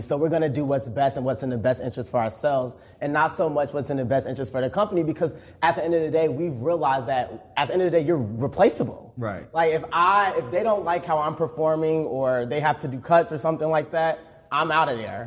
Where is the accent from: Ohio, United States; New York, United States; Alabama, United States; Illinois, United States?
Illinois, United States; Chicago; moved away as an adult; also born or lived in Atlanta, Georgia; now in Dallas, United States; I'm originally from Chicago, Illinois.